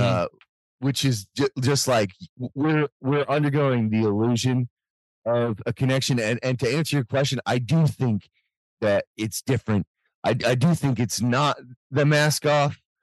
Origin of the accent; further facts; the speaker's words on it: United States; as an American